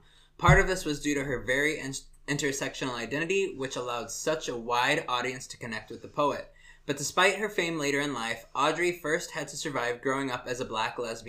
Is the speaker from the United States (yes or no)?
yes; Indiana, United States; I was taught how to shoot guns in Indiana.